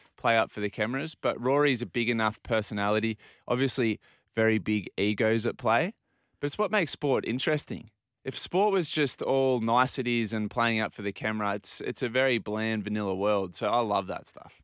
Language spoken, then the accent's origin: English; Australia; as, as Australians